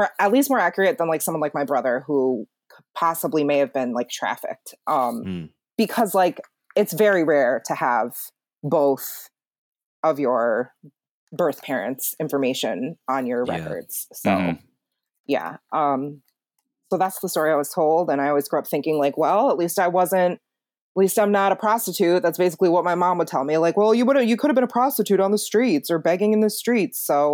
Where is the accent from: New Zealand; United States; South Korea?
South Korea; South Chungcheong; And I'm from Chungcheongnam-do in Chungnam province.